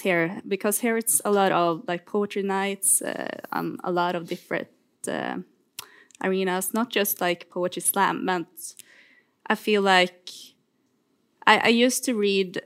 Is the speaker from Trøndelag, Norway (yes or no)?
yes; Trondheim, Trøndelag, Norway; moved away as an adult; I'm from Trondheim